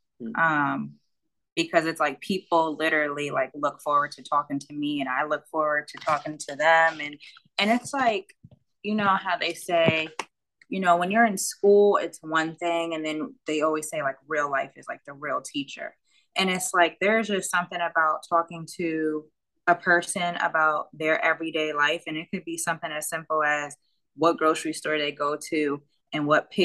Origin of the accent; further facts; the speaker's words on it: Connecticut, United States; also born or lived in New York / Washington State; from Connecticut, but I've lived in Washington State and I was born in New York